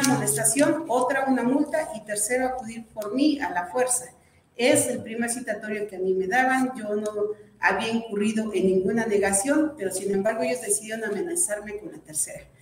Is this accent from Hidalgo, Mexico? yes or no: yes; Atitalaquia, Hidalgo, Mexico; soy originaria de Atitalaquia.